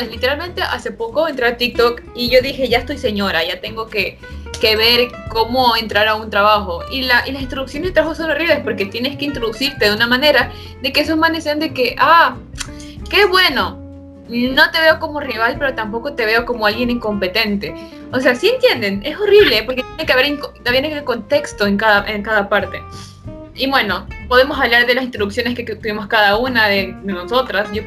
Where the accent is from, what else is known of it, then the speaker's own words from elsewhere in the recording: Brazil; yo soy la prima de esta man y yo también, o sea, también {S0} soy de Brasil.